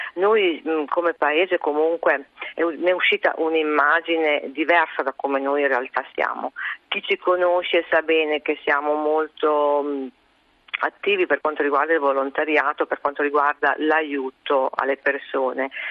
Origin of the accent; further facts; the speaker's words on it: Goro, Emilia-Romagna, Italy; io sono di Goro, io sono nata a Goro e ho 50 anni, ho sempre abitato a Goro.